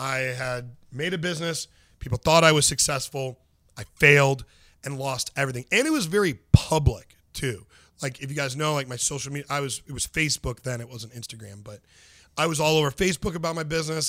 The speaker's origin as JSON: {"language": "English", "town": "St. Louis", "region": "Missouri", "country": "United States", "tie": "born or raised there", "said": "I am from North County, Saint Louis"}